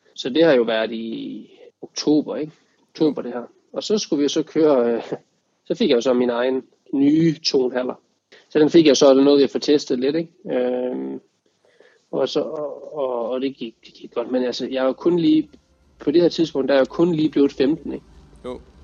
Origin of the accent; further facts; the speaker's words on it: Denmark; når man var hjemme i Danmark, så havde jeg min, min fantastiske familie rundt omkring mig